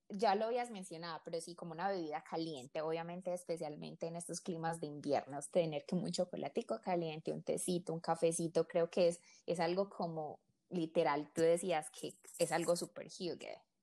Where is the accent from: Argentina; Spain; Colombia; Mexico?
Colombia; siendo colombiana